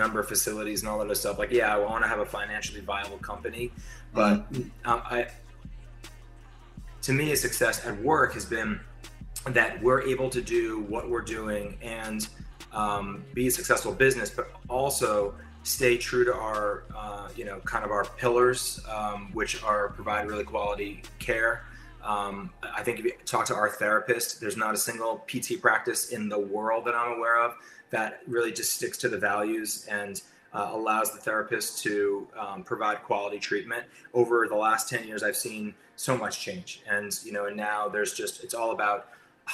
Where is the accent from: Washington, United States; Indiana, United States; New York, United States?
New York, United States; I'm a New Yorker. I work in New Jersey